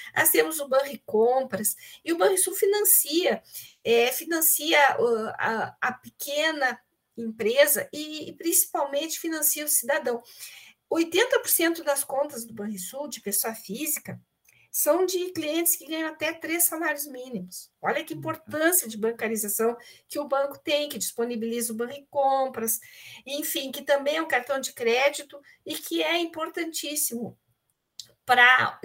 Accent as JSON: {"language": "Portuguese", "town": "Pelotas", "region": "Rio Grande do Sul", "country": "Brazil", "tie": "born or raised there", "moved": "as an adult", "lives_now": "Porto Alegre, Brazil", "said": "eu sou pelotense, nascida aí na cidade de Pelotas, com forte vinculação"}